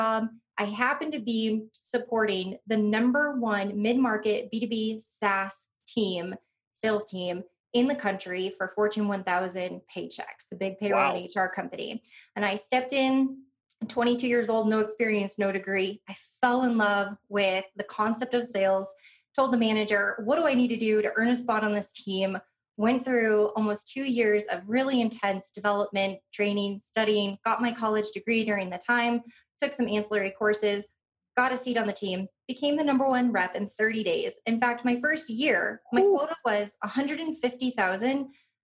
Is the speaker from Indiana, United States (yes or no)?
yes; Northwest Indiana, United States; I grew up in Northwest Indiana